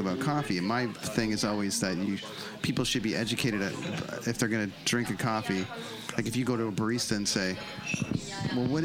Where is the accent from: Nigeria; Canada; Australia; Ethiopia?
Canada; being from Canada